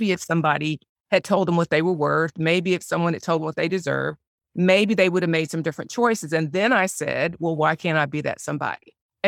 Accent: Spartanburg, South Carolina, United States; So I grew up in Spartanburg, South Carolina, graduated from Furman University, started out after college working for Procter & Gamble.

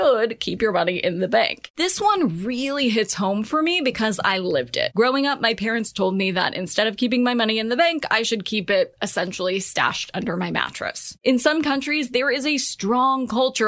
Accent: United States; as an American

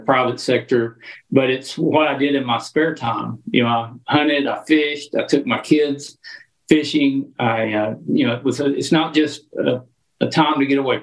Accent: Arkansas, United States; growing up in Arkansas

